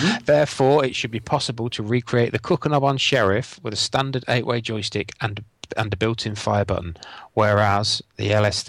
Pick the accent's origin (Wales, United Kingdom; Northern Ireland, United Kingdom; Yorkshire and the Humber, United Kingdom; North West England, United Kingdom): Yorkshire and the Humber, United Kingdom; I come from North Lincolnshire back down home south.